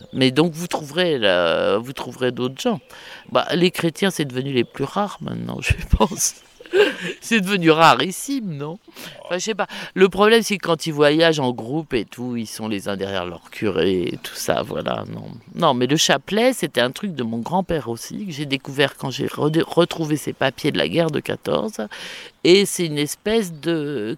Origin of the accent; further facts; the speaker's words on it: Saumur, Pays de la Loire, France; qui suis de Saumur, il fallait que je parte de Saumur un jour